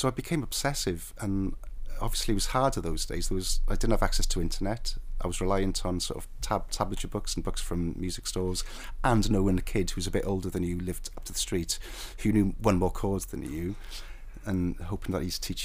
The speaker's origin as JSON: {"language": "English", "town": "Cardiff", "region": "Wales", "country": "United Kingdom", "tie": "born or raised there", "moved": "yes", "said": "I've always considered myself a Cardiff boy"}